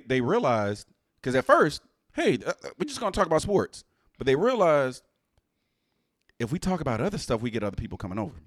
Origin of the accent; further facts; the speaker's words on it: Houston, Texas, United States; I was raised in Houston.